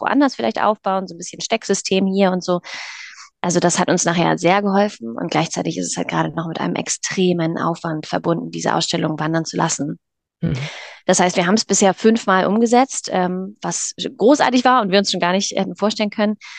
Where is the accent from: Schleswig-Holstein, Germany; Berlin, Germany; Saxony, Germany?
Schleswig-Holstein, Germany; near Kiel; wir kommen aus Norddeutschland, aus der Nähe von Kiel